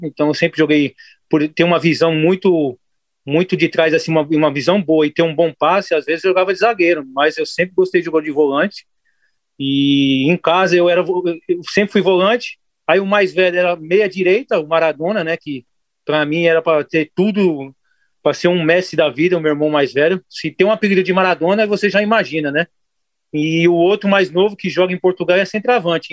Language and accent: Portuguese; São Paulo, Brazil; moved away; eu sou paulista. Acho que todo mundo pensa que eu sou pernambucano, mas eu não sou pernambucano de Recife. Eu, eu sou paulista